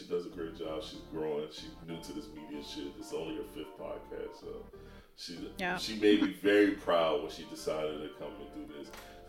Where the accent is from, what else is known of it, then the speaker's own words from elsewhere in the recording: Detroit, Michigan, United States; also born or lived in Florida; now in North Carolina, United States; I moved to North Carolina from Florida. I'm originally from Detroit.